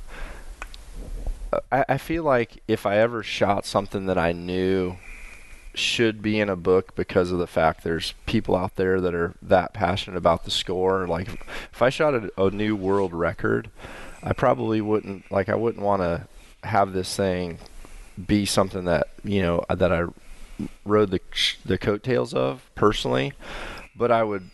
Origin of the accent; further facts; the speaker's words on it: Mississippi, United States; moved away; also born or lived in Illinois; growing up in Mississippi